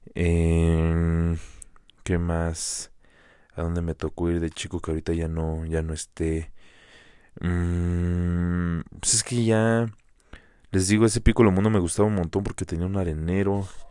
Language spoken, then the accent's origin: Spanish; Metepec, State of Mexico, Mexico; los que somos de aquí de Metepec, del Estado de México, de Toluca